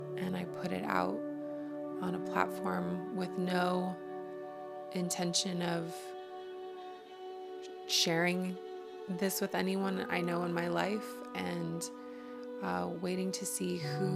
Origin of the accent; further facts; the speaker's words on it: United States; accent: American; from my accent you could probably tell that I'm an American